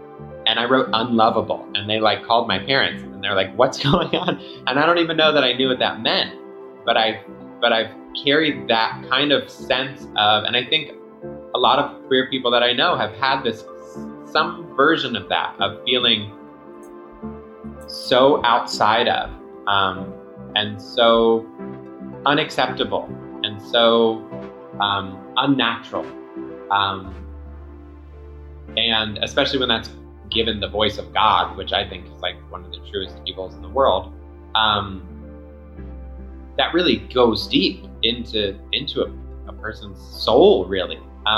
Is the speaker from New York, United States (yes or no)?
yes; Long Island, New York, United States; born there; I was born in Long Island. I always joke that I was born into a U-Haul because we moved immediately.